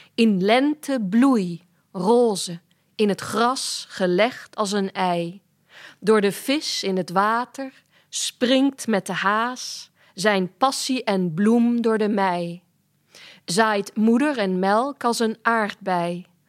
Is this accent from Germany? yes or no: yes; Germany; moved away; ik ben in Duitsland opgegroeid en ik schrijf ook soms in het Duits